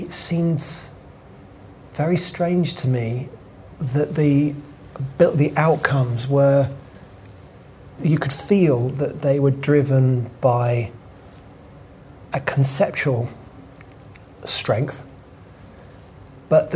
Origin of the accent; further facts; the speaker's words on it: London, United Kingdom; I was brought up in Wood Green